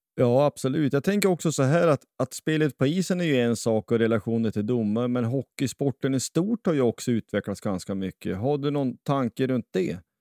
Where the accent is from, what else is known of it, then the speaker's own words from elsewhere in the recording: Västerbotten County, Sweden; now in Kristinehamn, Sweden; jag är ju från, från Västerbotten från början, men är från Kristinehamn